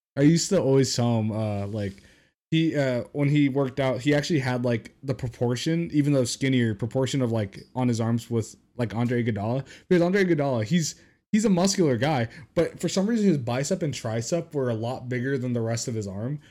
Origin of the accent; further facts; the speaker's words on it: Reno, Nevada, United States; moved away; my hometown, Reno, Nevada